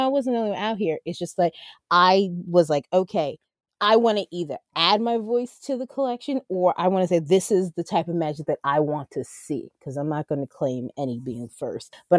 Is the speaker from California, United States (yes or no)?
no; Jersey Shore, New Jersey, United States; moved away as an adult; I miss my hometown because I grew up at the Jersey Shore for 20 some odd years